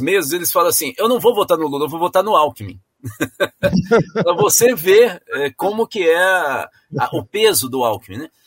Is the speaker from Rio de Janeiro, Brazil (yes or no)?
no; São Paulo, Brazil; moved away; Eu nasci em São Paulo